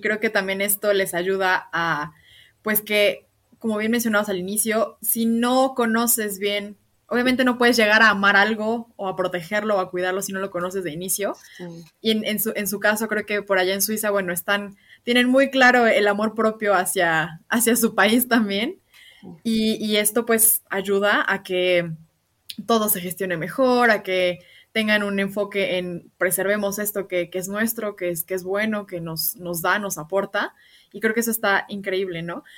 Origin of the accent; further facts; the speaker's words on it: Mexico; nosotros como mexicanos